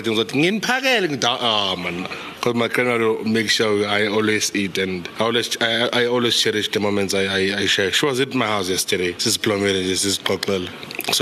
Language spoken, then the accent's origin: English; Tembisa, Gauteng, South Africa; Growing up in Tembisa, I had a better relationship with my grandmother than I had with my mom